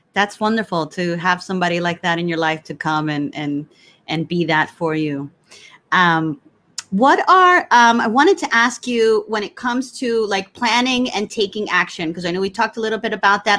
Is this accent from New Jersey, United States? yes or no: yes; New Jersey, United States; I'm Puerto Rico. You know, we I, I was I grew up in New Jersey.